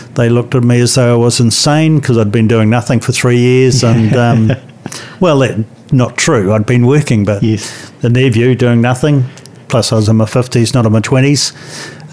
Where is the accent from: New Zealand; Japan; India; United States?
New Zealand; it's great being a New Zealander